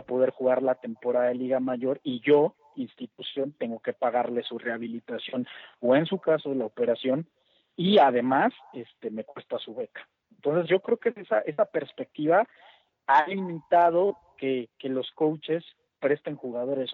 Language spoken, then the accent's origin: Spanish; Mexico; como mexicanos